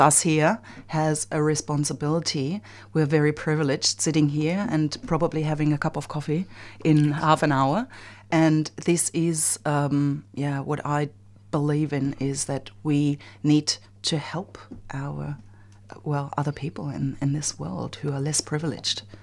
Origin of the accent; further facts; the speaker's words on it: Germany; now in Australia; I'm from Germany, and, um, the refugee topic is huge in my country